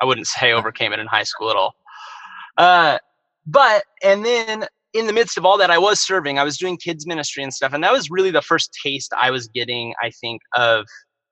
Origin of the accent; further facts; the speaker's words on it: Bakersfield, California, United States; I was born and raised in Bakersfield, California